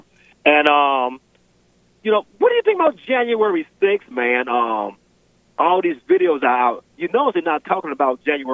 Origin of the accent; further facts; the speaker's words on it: Indiana, United States; moved away as an adult; now in Virginia, United States; I'm from Indiana originally. Military brought me to Virginia.